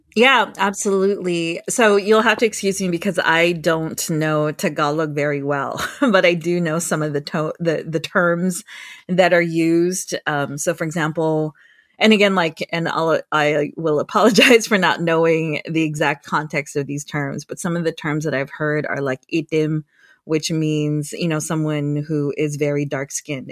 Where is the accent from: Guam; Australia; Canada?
Guam; now in San Jose, United States; I was born and raised on Guam